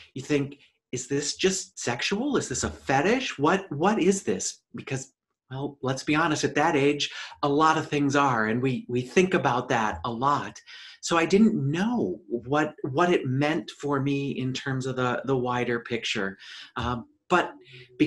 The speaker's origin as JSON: {"language": "English", "area": "suburban Twin Cities", "region": "Minnesota", "country": "United States", "tie": "born or raised there", "said": "life growing up for me was in suburban Twin Cities, Minnesota"}